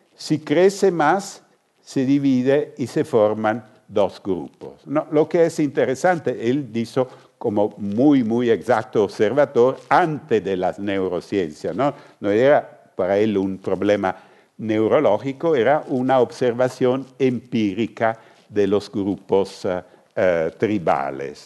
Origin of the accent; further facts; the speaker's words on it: northern Italy, Italy; Spanish is a second language; yo soy del norte de Italia